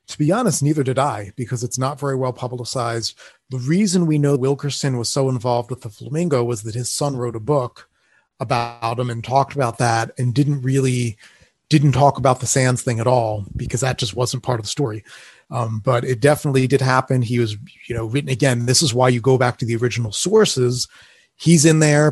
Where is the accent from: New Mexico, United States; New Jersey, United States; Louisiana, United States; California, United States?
New Jersey, United States; Atlantic City; now in Las Vegas, United States; growing up in Atlantic City, New Jersey